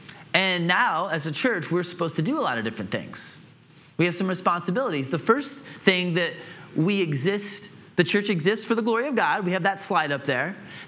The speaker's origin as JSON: {"language": "English", "town": "Atlanta", "region": "Georgia", "country": "United States", "tie": "born or raised there", "also_born_or_lived": "Illinois / Greenville", "said": "I grew up in Atlanta and Illinois, and I lived in Greenville for 7 years as a young adult."}